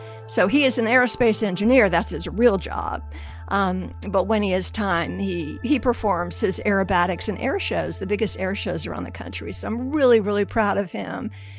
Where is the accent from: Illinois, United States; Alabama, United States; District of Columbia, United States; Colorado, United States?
District of Columbia, United States; Washington; So I grew up in Washington, D.C.